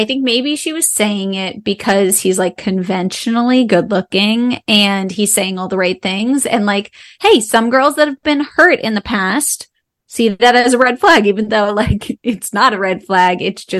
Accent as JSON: {"language": "English", "area": "the North", "region": "Northern United States", "country": "United States", "said": "I'm from the North."}